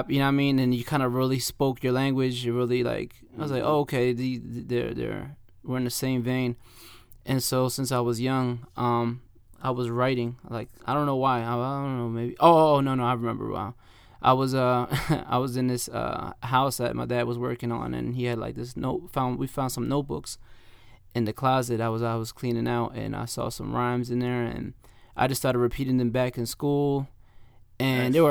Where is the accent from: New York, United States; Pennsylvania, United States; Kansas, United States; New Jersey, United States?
New Jersey, United States; Camden; a lot of people don't know, but it's like uh, literally like uh, five minutes away from Philly.